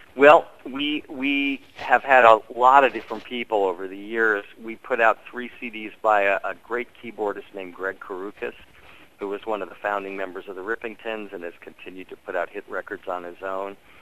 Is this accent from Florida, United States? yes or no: no; Washington, District of Columbia, United States; Growing up in Washington D.C.